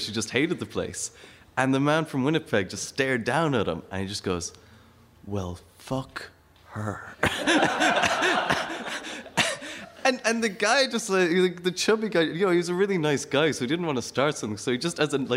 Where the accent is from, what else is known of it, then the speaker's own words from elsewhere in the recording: Ireland; I'm from Ireland.